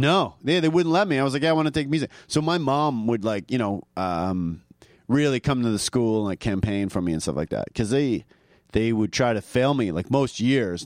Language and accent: English; suburb of Toronto, Ontario, Canada; moved away; also born or lived in Vancouver; I'm from a, a, like a small suburb of Toronto